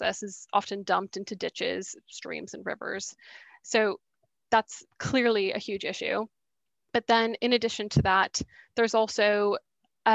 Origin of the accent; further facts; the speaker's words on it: Boston, Massachusetts, United States; moved away as an adult; also born or lived in St Andrews, Scotland; now in London, United Kingdom; So I'm American. I grew up in Boston, but I've been in the UK for the last 6 years now.